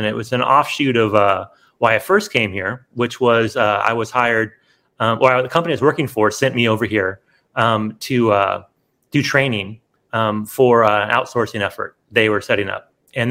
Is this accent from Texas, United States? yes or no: no; California, United States; moved away as an adult; now in Philippines; A lot of my friends growing up in California were either Filipino or their parents have immigrated from the Philippines.